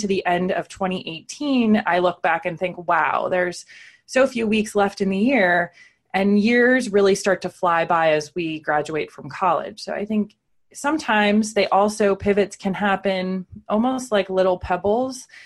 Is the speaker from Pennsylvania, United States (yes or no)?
yes; Pennsylvania, United States; moved away as an adult; also born or lived in San Francisco / New York City; now I live in Pennsylvania, back in my hometown